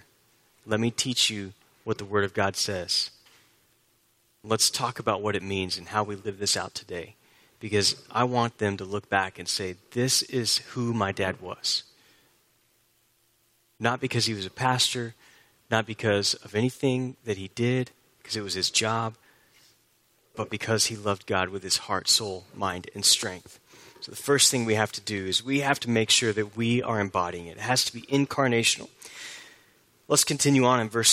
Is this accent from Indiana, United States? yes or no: no; Houston, Texas, United States; I grew up in Houston, and I grew up with a love for the Houston Astros